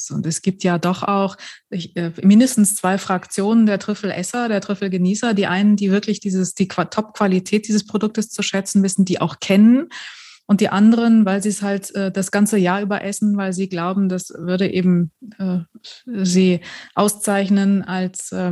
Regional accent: Germany

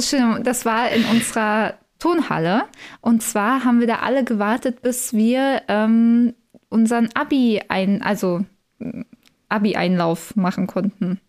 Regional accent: Berlin commuter belt, Brandenburg, Germany; Ich komme ja eigentlich aus dem Speckgürtel von Berlin

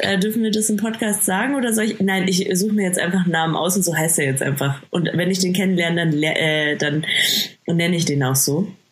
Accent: Bavaria, Germany; ich komme aus Bayern, das merkt man.

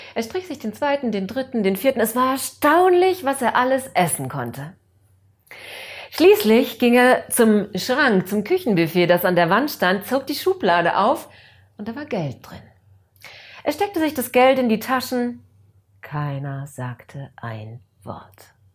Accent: Allgäu, Germany; hier bei uns im Allgäu

